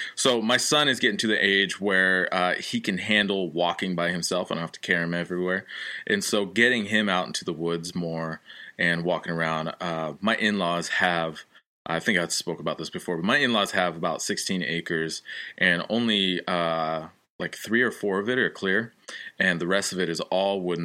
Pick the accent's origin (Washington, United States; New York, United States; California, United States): Washington, United States; Olympia; now in Connecticut, United States; originally from Olympia, Washington, now living in Connecticut